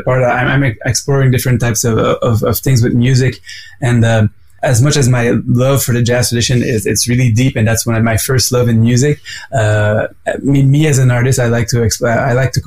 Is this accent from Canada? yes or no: yes; Quebec City, Quebec, Canada; now in Montreal, Canada; I was from Quebec City originally first before moving to Montreal